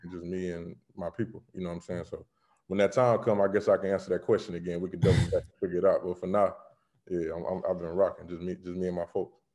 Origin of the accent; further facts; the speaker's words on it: Florida, United States; being in Florida.